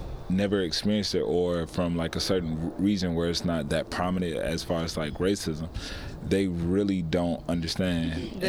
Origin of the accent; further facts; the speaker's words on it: the South, United States; I mean, I've definitely actually been a victim of racism, like, growing up in the South.